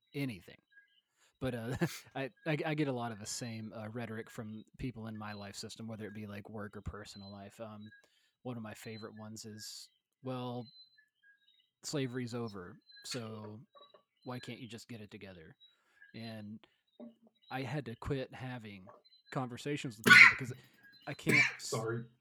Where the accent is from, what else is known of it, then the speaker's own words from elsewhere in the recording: Middle Tennessee, United States; moved away; I grew up in like Middle Tennessee in the Bible Belt